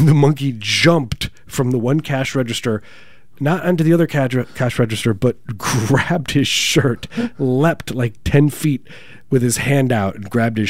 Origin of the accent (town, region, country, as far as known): Chicagoland, Illinois, United States; born or raised there